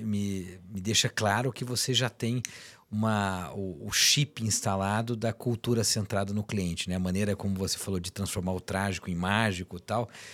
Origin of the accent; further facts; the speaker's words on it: Taubaté, São Paulo, Brazil; Eu sou de Taubaté, eu digo que é a capital caipira do país